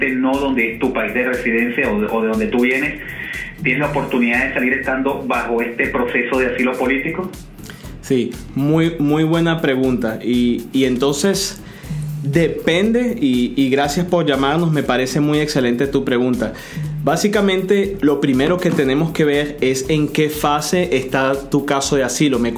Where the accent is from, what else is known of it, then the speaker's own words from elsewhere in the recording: Venezuela; moved away as an adult; now in Miami, United States; bueno, soy venezolano, tengo, voy para dos años en el país, estoy en un proceso de asilo político.